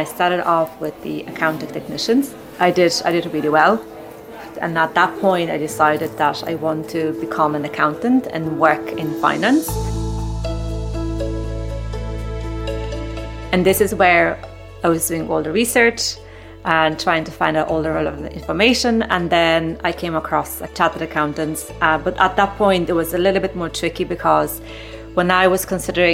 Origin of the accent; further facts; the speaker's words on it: Poland; moved away as an adult; now in Ireland; I am originally from Poland. I came to Ireland nearly 18 years ago